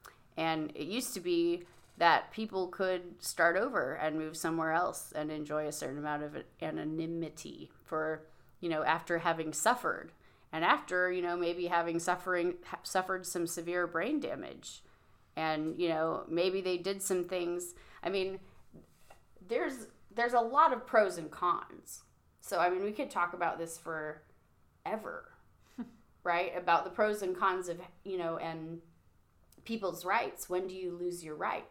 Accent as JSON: {"language": "English", "region": "Illinois", "country": "United States", "tie": "born or raised there", "said": "I was raised in Illinois"}